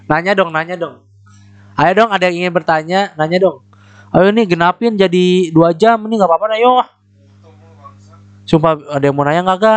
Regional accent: Bekasi, West Java, Indonesia; born there; gue bukan anak daerah wes itu kebanggaan gue sumpah gue bukan anak daerah aja

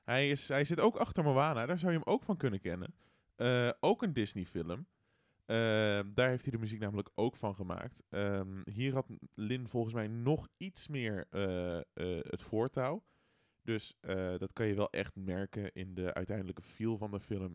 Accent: Netherlands; Ik ben Nederlander

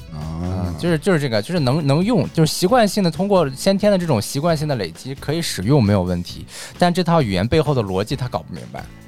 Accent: China; 我们中国人咬字有时候像北京人

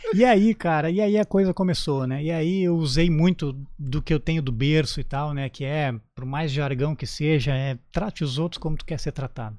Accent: Canoas, Rio Grande do Sul, Brazil; moved away as an adult; also born or lived in Porto Alegre; now in Santa Catarina, Brazil; no Rio Grande do Sul, na minha terra natal. Eu sou natural de Canoas

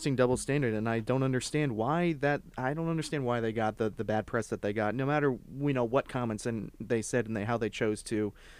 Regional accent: United States; I am an American.

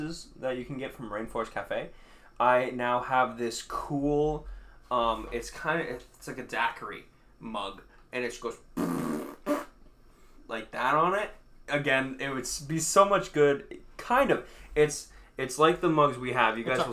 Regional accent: Lake George, New York, United States; moved away; Sweet hometown. Lake George

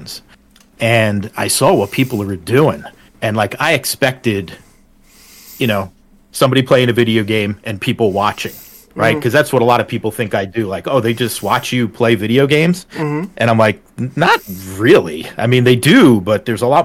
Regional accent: northern New Jersey, United States; moved away as an adult; now in Pennsylvania, United States; I grew up in northern New Jersey

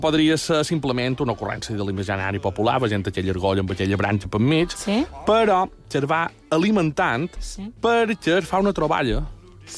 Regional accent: Mallorca, Balearic Islands, Spain; som molt mallorquins

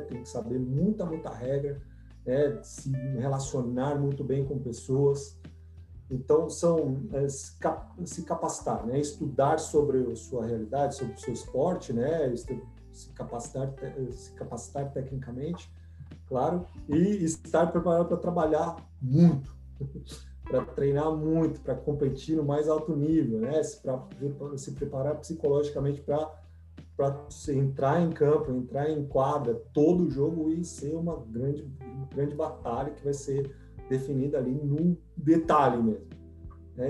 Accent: São Paulo, Brazil; moved away as an adult; also born or lived in Nebraska; now in United States; Eu sou de São Paulo, uma cidade de 15 milhões de habitantes

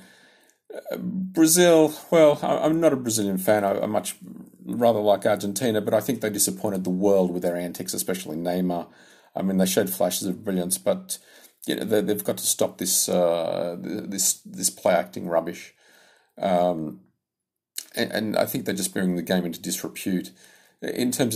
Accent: Sydney, New South Wales, Australia; I'm from Sydney, Australia

